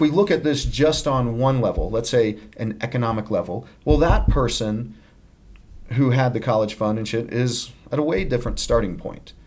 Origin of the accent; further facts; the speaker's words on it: Littleton, Colorado, United States; I grew up in Littleton, Colorado